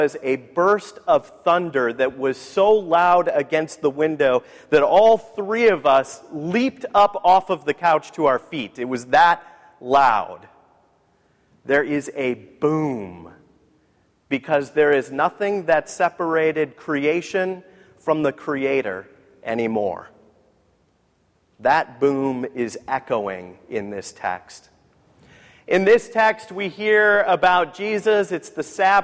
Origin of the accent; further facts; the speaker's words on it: San Diego, California, United States; I grew up in San Diego